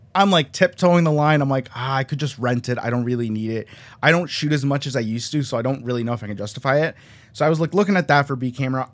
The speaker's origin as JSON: {"language": "English", "area": "just outside of Toronto", "region": "Ontario", "country": "Canada", "tie": "born or raised there", "also_born_or_lived": "Colombia", "said": "I was born in Colombia. I'm, like, like, straight outta Columbia, but I was raised in Canada, just outside of Toronto"}